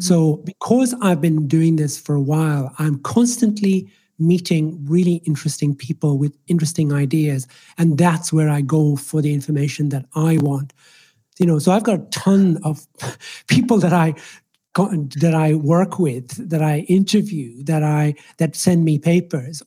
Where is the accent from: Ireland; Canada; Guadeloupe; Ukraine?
Ireland; first language Swahili; English is a second language; moved away as an adult; also born or lived in Nairobi, Kenya / Scotland / England; now in Australia; I was raised in the Republic of Ireland, which is why I have this interesting accent.